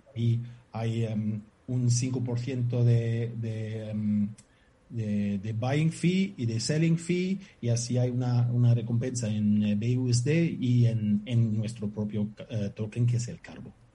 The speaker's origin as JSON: {"language": "Spanish", "country": "Germany", "second_language": "Spanish", "moved": "as an adult", "lives_now": "Fuerteventura, Spain", "said": "Soy alemán"}